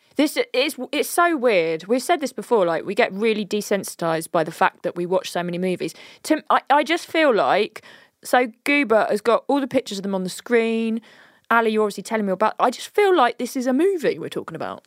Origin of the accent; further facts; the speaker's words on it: United Kingdom; We are very British.